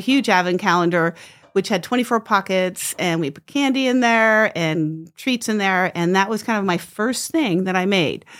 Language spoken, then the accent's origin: English; New Jersey, United States; moved away as an adult; now in Moscow, United States; I grew up in New Jersey, moved out to Idaho